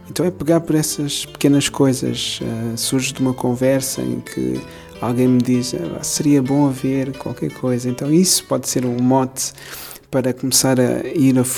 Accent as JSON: {"language": "Portuguese", "country": "Cape Verde", "tie": "born or raised there", "also_born_or_lived": "Angola / Lisbon", "said": "Nasci em Angola, mas depois Cabo antes. cresci em Cabo Verde, também estudei em Lisboa"}